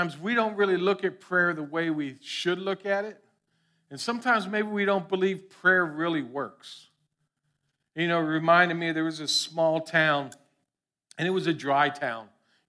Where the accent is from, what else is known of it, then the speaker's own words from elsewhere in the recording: Florida, United States; Lord knows we grew up in South Florida. Everyone has seen ficus trees.